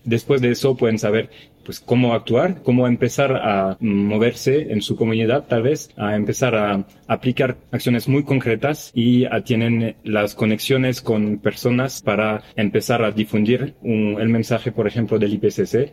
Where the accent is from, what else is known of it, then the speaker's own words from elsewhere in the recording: France; now in Mexico; soy francés